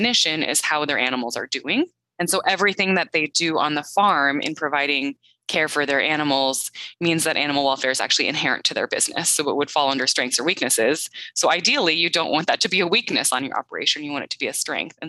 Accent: Midwest, United States; moved away as an adult; also born or lived in US East Coast / US West Coast / Canada; now in Madison, United States; I grew up in the Midwest, and I'm happy to call that home again, although I have lived on both coasts of the U.S. as well as in Canada

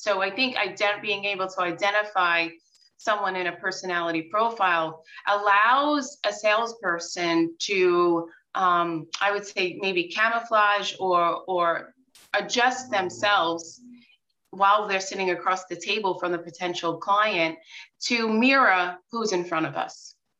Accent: Long Island, New York, United States; born and raised in New York and on Long Island

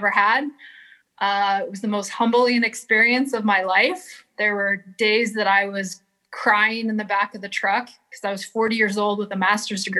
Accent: Flint, Michigan, United States; where I grew up in Flint

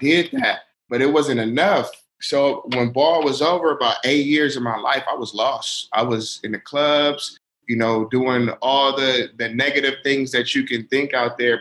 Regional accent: Oakland, California, United States; moved away as an adult; now in Utah, United States; I'm from Oakland, California

